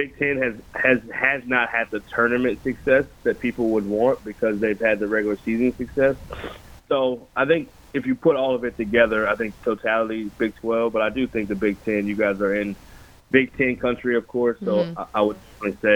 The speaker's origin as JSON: {"language": "English", "region": "Texas", "country": "United States", "tie": "born or raised there", "said": "I grew up in Texas, so I grew up Big 12 country"}